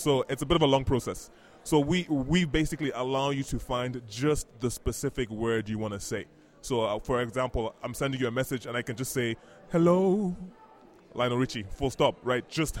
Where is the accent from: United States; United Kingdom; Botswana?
Botswana; also born or lived in Ghana; The growing up originally from Ghana, like we mentioned, but I grew up in Botswana, actually.